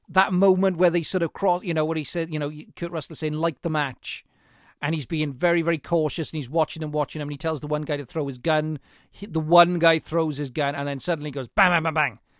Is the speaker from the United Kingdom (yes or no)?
yes; Welsh mining valley, Wales, United Kingdom; being Welsh